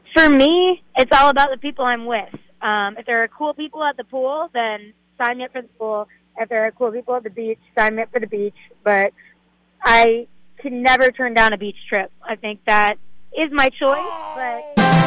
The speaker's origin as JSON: {"language": "English", "town": "Boston", "region": "Massachusetts", "country": "United States", "moved": "yes", "said": "I'm from Boston"}